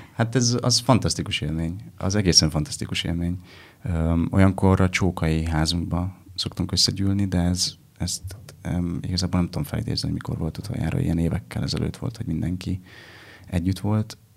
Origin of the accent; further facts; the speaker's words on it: Vojvodina, Serbia; moved away as an adult; now in Budapest, Hungary; van egyfajta kötődésem Vajdasághoz